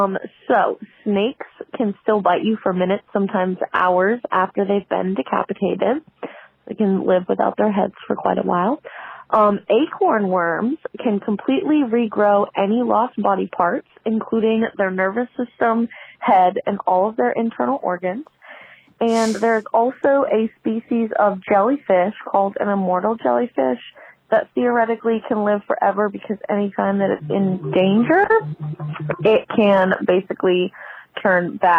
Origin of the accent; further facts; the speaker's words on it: New Orleans, Louisiana, United States; I'm from New Orleans